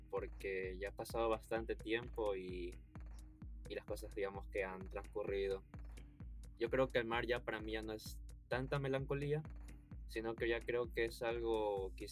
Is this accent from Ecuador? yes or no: yes; Guayaquil, Guayas, Ecuador; Eh, yo soy de Guayaquil, Ecuador.